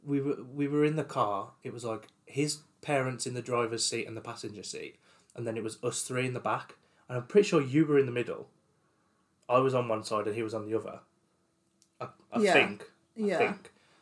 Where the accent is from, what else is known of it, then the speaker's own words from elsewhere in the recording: West Midlands, United Kingdom; accent: West Midlands; we live in the West Midlands.